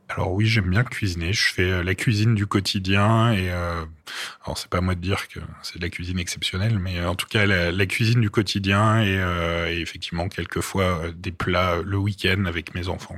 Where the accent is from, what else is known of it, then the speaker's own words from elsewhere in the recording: Paris, Île-de-France, France; also born or lived in Brittany; je suis parisien